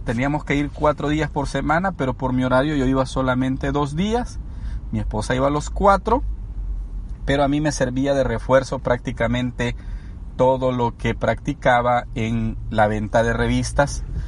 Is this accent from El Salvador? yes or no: yes; El Salvador; moved away as an adult; also born or lived in Los Angeles, United States; now in United States; soy originario del Salvador, soy salvadoreño.